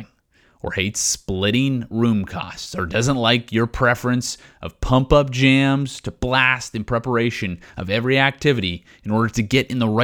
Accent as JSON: {"language": "English", "town": "Regina", "region": "Saskatchewan", "country": "Canada", "tie": "born or raised there", "moved": "yes", "said": "Growing up in Regina, Saskatchewan, we were known for being the breadbasket of Canada"}